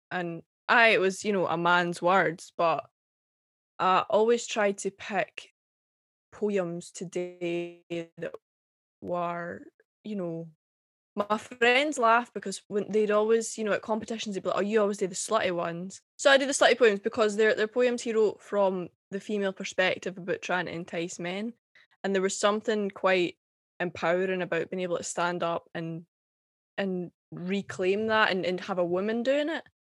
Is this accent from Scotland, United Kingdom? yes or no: yes; Airdrie, Dunblane, Scotland, United Kingdom; accent: Scottish; now in St Andrews, United Kingdom; I was born and raised in Airdrie. I call it Gla- Glasgow adjacent, um, uh, but I moved when I was uh, quite young to Dunblane in the Central Belt